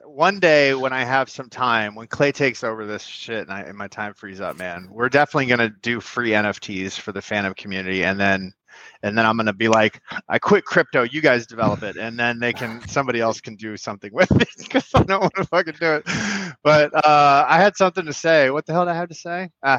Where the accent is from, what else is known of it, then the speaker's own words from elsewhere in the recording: Miami, Florida, United States; Like, I'm from Miami. It's all good.